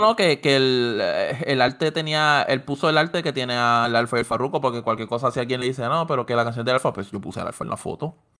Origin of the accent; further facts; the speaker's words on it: Puerto Rico; yo como puertorriqueño